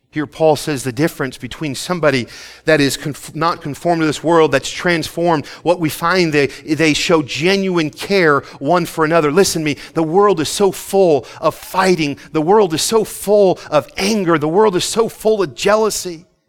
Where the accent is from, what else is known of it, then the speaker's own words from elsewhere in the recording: Philadelphia, Pennsylvania, United States; moved away as an adult; I grew up right in Philly